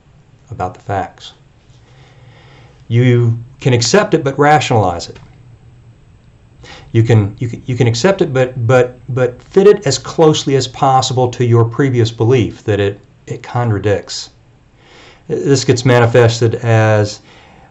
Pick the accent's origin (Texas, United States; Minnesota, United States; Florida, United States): Texas, United States; I'm a Texan.